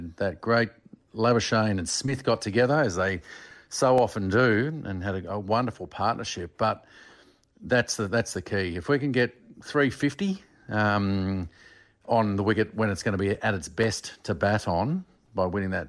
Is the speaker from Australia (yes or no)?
yes; Australia; Because not just being an Australian